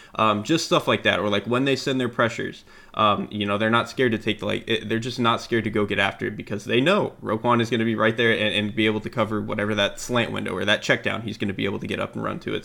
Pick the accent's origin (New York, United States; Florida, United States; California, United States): Florida, United States; I'm from Florida.